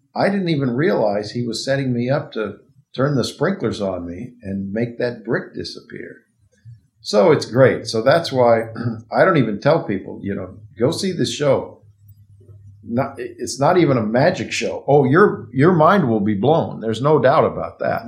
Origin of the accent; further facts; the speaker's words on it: Arcadia, California, United States; I grew up in Arcadia, which is near where we're sitting right now in Pasadena.